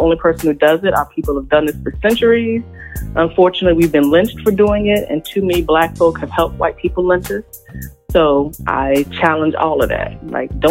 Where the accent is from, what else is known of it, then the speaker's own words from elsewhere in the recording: Richmond, Virginia, United States; born and raised in Richmond, Virginia, the second capital of the Confederacy